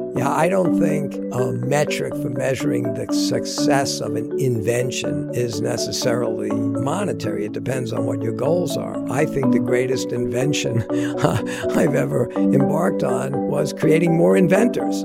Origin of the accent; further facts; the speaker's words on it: Long Island, New York, United States; I grew up down on Long Island.